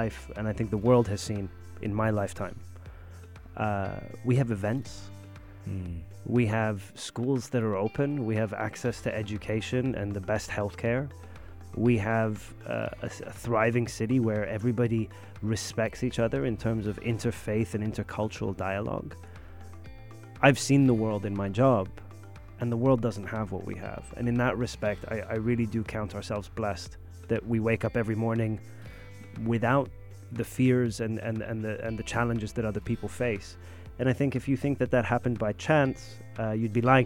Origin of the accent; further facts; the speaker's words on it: Sharjah, United Arab Emirates; When I was growing up in Sharjah